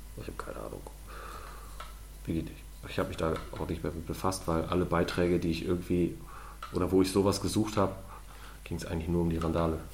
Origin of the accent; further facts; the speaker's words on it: Germany; wo ich herkomme. Ich sage, ah, Deutschland